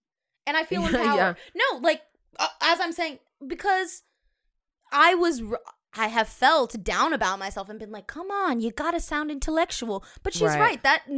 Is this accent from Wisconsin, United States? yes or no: no; California, United States; I am from California, girl.